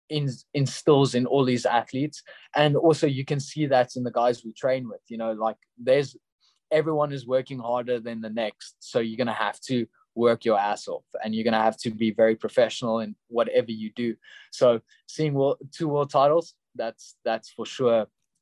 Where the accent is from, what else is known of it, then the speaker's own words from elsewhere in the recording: Pretoria, Gauteng, South Africa; in Pretoria, in my hometown